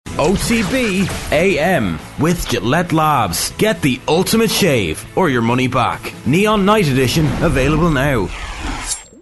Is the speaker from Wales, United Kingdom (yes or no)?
no; Manchester, North West England, United Kingdom; I was born in Manchester and had all these passions and got into Manchester music and Manchester culture